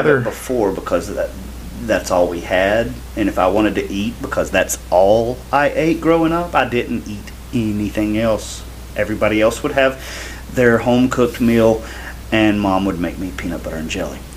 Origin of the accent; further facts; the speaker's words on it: the South, United States; I am from the South. My mom is from Knoxville, Tennessee